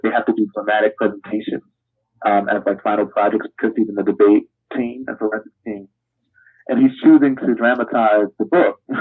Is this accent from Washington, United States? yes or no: no; Camden, New Jersey, United States; my hometown, Camden, New Jersey